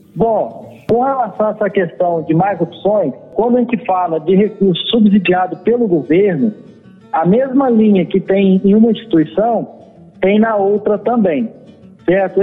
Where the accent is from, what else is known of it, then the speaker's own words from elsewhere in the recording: Muniz Freire, Espírito Santo, Brazil; do distrito de onde eu vim, que é Piaçu, que pertence a Muniz Freire, né, que é um município do Espírito Santo